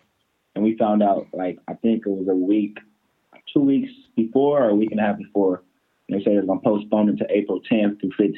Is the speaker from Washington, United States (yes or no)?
no; Pasadena, California, United States; now in Westlake Village, United States; Yeah, so pretty much I'm sectioned in Westlake, California. I'm from Pasadena, California, but I'm in Westlake Village.